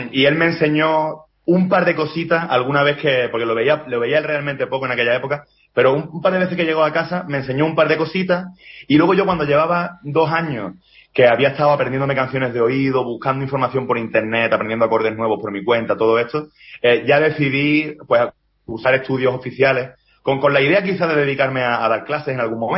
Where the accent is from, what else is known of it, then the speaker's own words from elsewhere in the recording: Andalusia, Spain; yo, yo soy andaluz y, eso allí predomina el flamenco, por supuesto, ¿no?